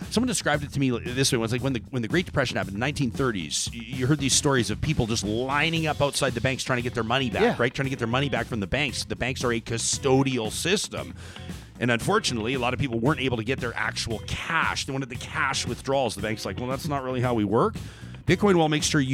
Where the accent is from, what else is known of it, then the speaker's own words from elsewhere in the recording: Calgary, Alberta, Canada; Born and raised in Calgary, just like me